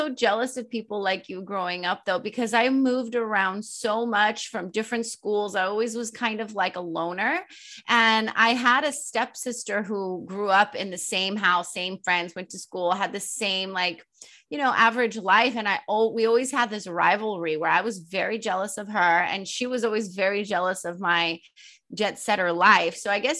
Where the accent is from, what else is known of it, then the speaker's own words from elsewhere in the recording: Sweden; moved away as an adult; also born or lived in Poland; now in United States; I was born in the States, but when I was five, I moved to Sweden with my Polish stepfather. It's very random. And I grew up half in Sweden and half in Poland until I was 18. And then I moved back to the States